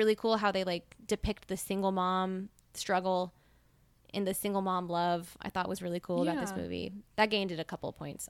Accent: Mississippi, United States; Yeah, we're from Mississippi. We're from the South.

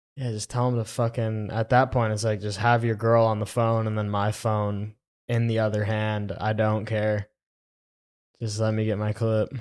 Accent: Florida, United States; now in Texas, United States; I'm from Florida

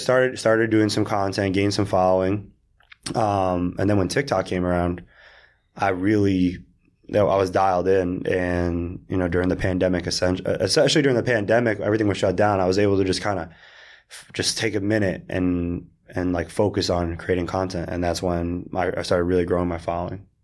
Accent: South Florida, United States; moved away; also born or lived in Israel; I grew up in South Florida in the suburbs

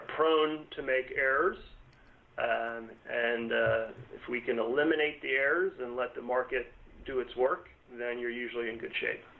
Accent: Northern Virginia, United States; born and raised in Northern Virginia

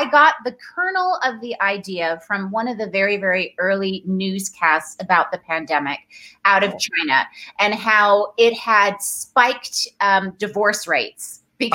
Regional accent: Dar es Salaam, Tanzania; born there; I was born in Tanzania, in Dar es Salaam. My mom is Tanzanian, and that's where all of my family on my mom's side still live and have for forever.

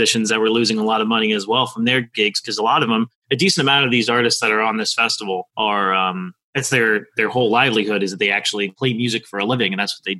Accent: Boca Raton, Florida, United States; also born or lived in New York / Delray Beach, Florida; I lived in West Boca, moved here when I was 5 from New York. And I lived in West Boca predominantly my entire life.

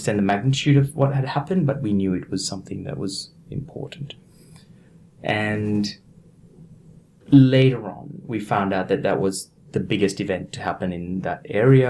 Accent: east side of Sri Lanka, Eastern Province, Sri Lanka; also born or lived in Australia; now in Brisbane, Australia; I was born in a small village on the east side of Sri Lanka. And we had quite a comfortable life growing up.

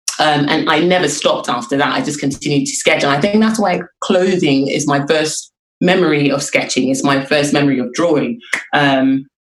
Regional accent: Lagos, Nigeria; I grew up in Lagos, and after I finished secondary school

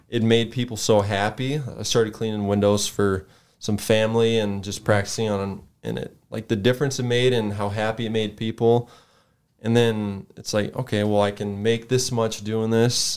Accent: Sioux Falls, South Dakota, United States; I grew up here in Sioux Falls

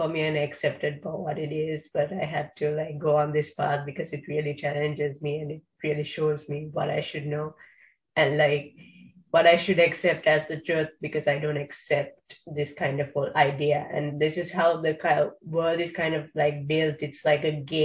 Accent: Sri Lanka; I'm from Sri Lanka

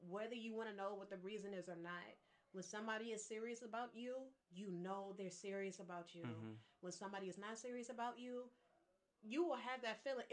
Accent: Detroit, Michigan, United States; I'm from Detroit

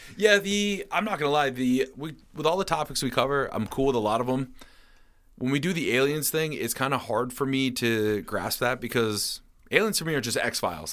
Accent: Rutland, Vermont, United States; my hometown, Rutland

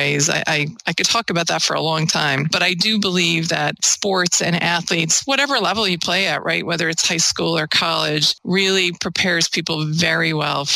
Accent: Ireland; moved away as an adult; also born or lived in Hudson Valley, New York / Albany, New York; now in United States; I grew up in Ireland

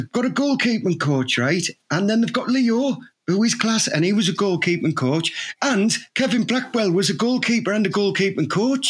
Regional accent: Thornaby, North East England, United Kingdom; I'm from Thornaby, Anna.

